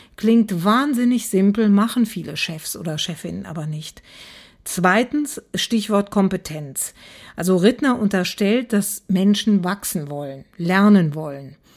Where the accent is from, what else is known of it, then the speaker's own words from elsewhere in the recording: Aachen, North Rhine-Westphalia, Germany; ich komme aus Aachen